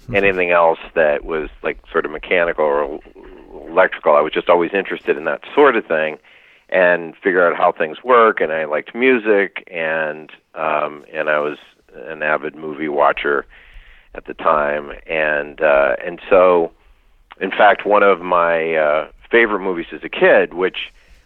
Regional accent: near Lake Wallenpaupack, Pennsylvania, United States; I was raised near Lake Wallenpaupack in Pennsylvania.

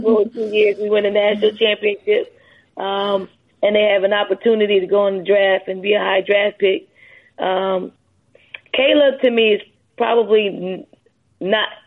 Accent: Philadelphia, Pennsylvania, United States; growing up in Philly

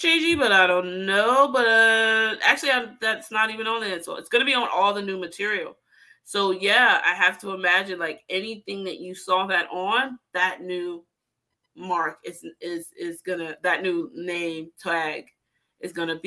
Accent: Ghana; moved away; my home country, go Ghana.

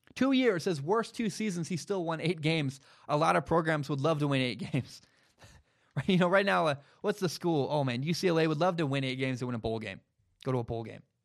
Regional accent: Washington, United States; also born or lived in Portland, Oregon; I'm from Washington. I grew up in Washington. I grew up in Portland, moved to Washington

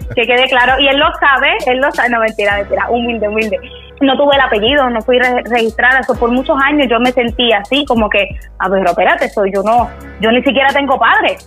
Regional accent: Bayamón, Puerto Rico; vengo de Bayamón, Puerto Rico.

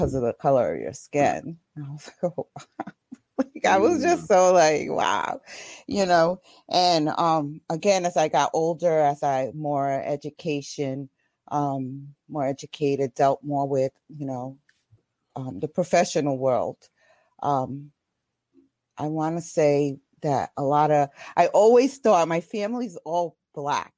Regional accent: Boston, Massachusetts, United States; also born or lived in New York; I was raised in Roxbury, Mass, early 70s, Mission Hill Projects

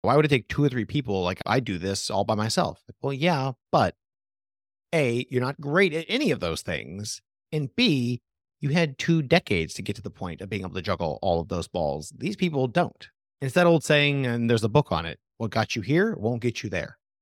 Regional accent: Portland, Oregon, United States; I come from Portland, Oregon, tons of small businesses there

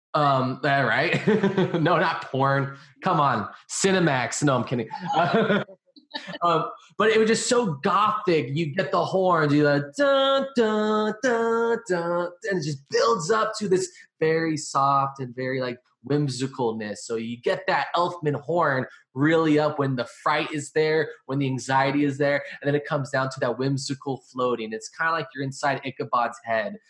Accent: California, United States; I'm from California.

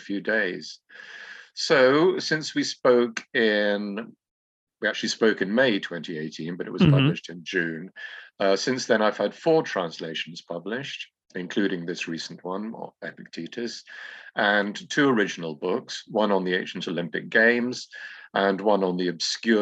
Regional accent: England, United Kingdom; moved away as an adult; now in Greece; I should say English now

